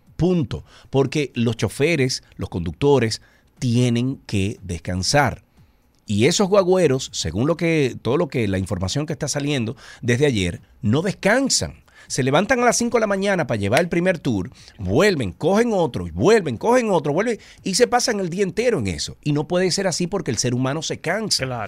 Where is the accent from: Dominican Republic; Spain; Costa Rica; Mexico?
Dominican Republic; Santiago de los Caballeros, Santiago; nosotros somos de Santiago. Ernesto vivía en la calle Puerto Rico y yo vivía en la calle Ponce